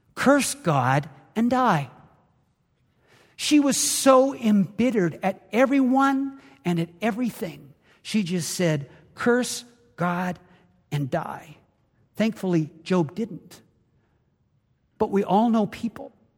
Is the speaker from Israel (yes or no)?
no; Canada; now in United States; Growing up in Canada, I played a lot of hockey